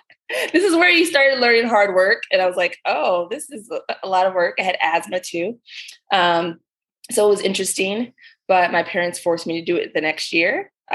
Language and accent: English; Maryland, United States; My family, they're from the Caribbean, from Dominica and Grenada. So island family, and I grew up here in Maryland, mostly was a military brat.